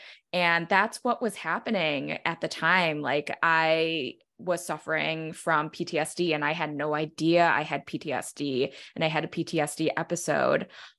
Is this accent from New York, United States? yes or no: yes; New York, United States; like being a New Yorker, like I'm filled with lots of rage.